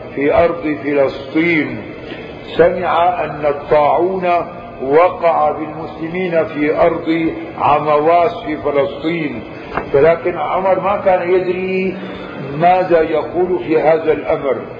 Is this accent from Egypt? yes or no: no; Syria; عندنا في الشام